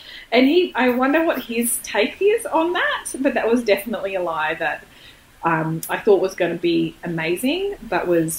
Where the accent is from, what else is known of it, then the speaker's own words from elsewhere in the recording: Spain; English is a second language; I'm from Spain, actually. And I don't know exactly what vegetables are.